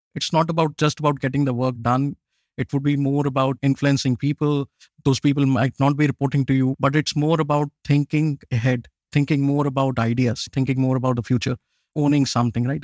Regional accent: Jammu and Kashmir, India; also born or lived in Pune, India; now in Chile; I'm originally from India. I was born way up in the north of India. It's a place called Kashmir, way up in the mountains.

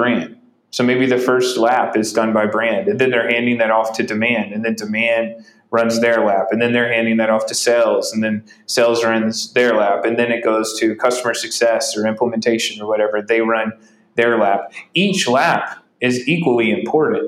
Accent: Burlington, North Carolina, United States; I grew up in Burlington, North Carolina as a Duke fan

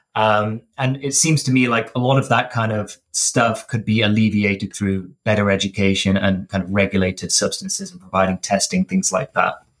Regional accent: Derbyshire, East Midlands, United Kingdom; I grew up in Derbyshire, uh, in the kind of Midlands North

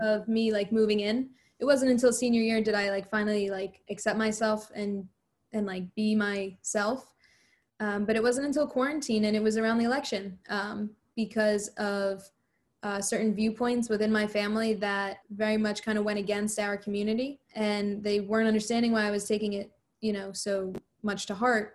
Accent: New Jersey, United States; I'm from New Jersey

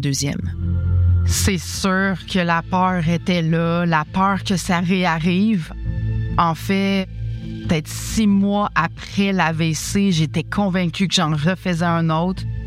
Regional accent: Quebec City, Quebec, Canada; now in Montreal, Canada; je suis native de Québec

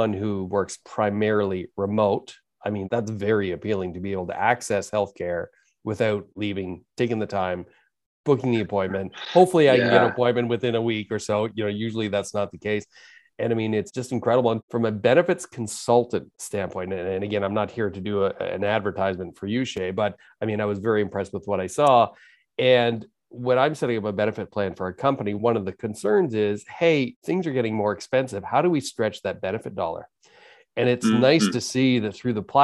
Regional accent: Toronto, Ontario, Canada; where I grew up, growing up in Rexdale.

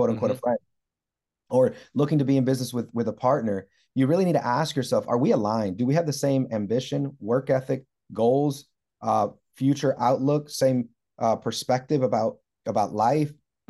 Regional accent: Puerto Rico; I grew up in a very modest, maybe lower income home. I grew up in Puerto Rico. We didn't have a lot.

